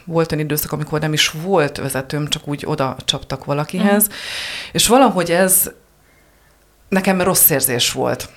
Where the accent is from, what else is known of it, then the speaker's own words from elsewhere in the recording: Heves, Hungary; én Hevesről származom